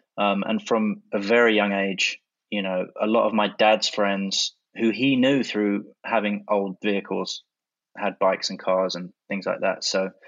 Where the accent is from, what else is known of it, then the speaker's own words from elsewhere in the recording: London, United Kingdom; I grew up in South London. I had kind of an unusual upbringing.